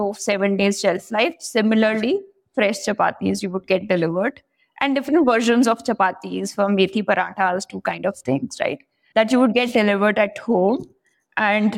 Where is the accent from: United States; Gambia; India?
India; Meerut, Uttar Pradesh; moved away as an adult; also born or lived in Punjab; I was born in Meerut, which is a city in Uttar Pradesh, about 70 kilometers from Delhi